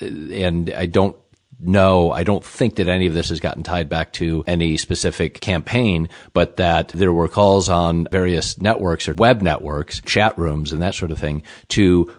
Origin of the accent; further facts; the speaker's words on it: Chicago, Illinois, United States; I grew up in Chicago, which was both the city of broad shoulders and a place where you were encouraged to vote early and vote often.